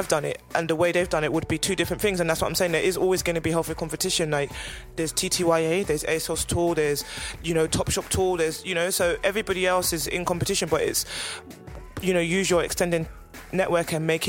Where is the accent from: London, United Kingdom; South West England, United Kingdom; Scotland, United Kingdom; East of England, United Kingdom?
London, United Kingdom; I'm very lucky that I am from London and I do have a lot of close-knit creative girlfriends.